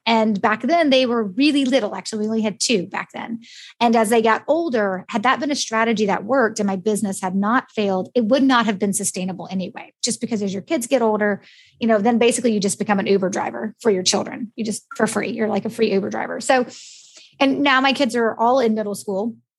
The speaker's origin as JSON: {"language": "English", "country": "United States", "accent": "American", "said": "my American one"}